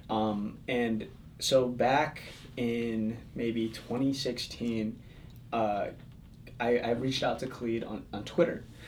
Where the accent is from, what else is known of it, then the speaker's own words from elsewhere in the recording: Palatine, Illinois, United States; I grew up in the suburbs of Chicago. It's a little town called, sort of little, little town called Palatine, Illinois